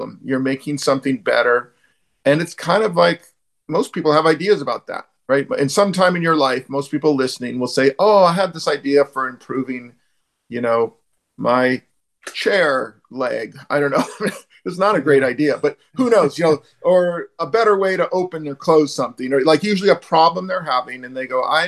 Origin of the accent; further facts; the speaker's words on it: Bay Area near San Francisco, California, United States; I'm from the Bay Area near San Francisco